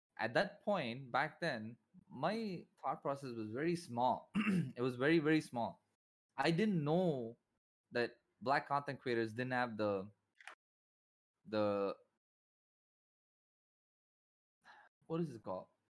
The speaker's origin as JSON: {"language": "English", "town": "Chennai", "region": "Tamil Nadu", "country": "India", "said": "India, Chennai, Tamil Nadu"}